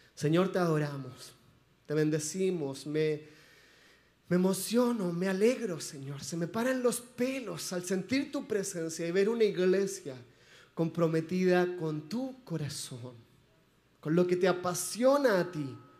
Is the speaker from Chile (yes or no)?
yes; Chile; moved away; Somos chilenos